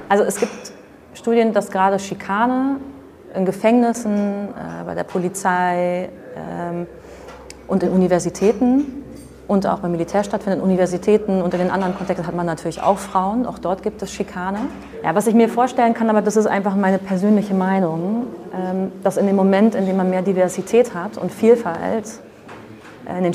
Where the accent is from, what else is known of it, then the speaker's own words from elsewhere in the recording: Netherlands; German is a second language; Ich bin Holländerin, also ich wohne in Holland, deswegen immer ein paar komische Beispiele.